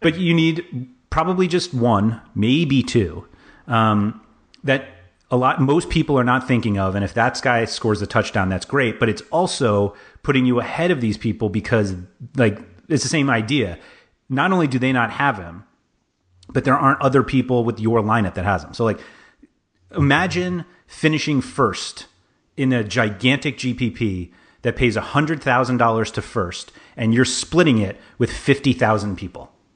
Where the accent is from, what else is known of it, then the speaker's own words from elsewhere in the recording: New York City, New York, United States; I grew up in Manhattan, like, half a mile from Madison Square Garden